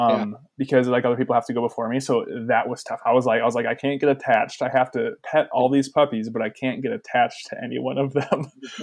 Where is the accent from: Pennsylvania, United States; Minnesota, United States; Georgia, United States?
Minnesota, United States; Brainerd; now in Duluth, United States; because I'm from Brainerd originally.